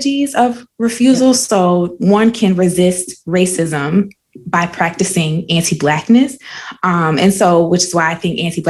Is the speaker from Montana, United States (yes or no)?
no; South Carolina, United States; I'm from South Carolina